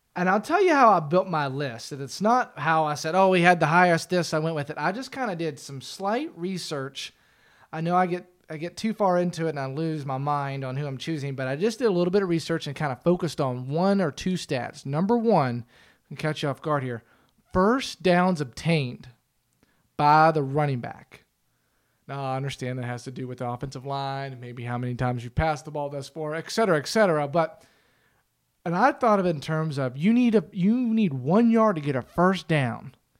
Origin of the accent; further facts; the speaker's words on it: United States; also born or lived in Pittsburgh, Pennsylvania / Cincinnati, Ohio; I grew up around Pittsburgh and Cincinnati